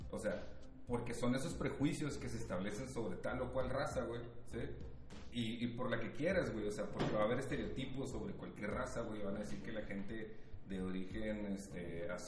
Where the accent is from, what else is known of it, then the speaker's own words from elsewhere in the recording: Mexico; ha de ser un pinche racista y soy mexicano, güey